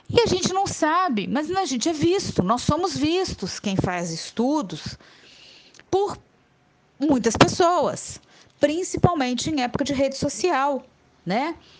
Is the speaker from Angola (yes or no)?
no; Juiz de Fora, Minas Gerais, Brazil; moved away as an adult; now in Muriaé, Brazil; eu sou de Juiz de Fora, mas eu estou aqui em Muriaé, sou muriaense por adoção completa há mais de 10 anos